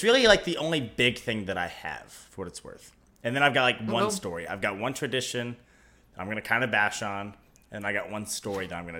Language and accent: English; West Virginia, United States; When you say, I'm from West Virginia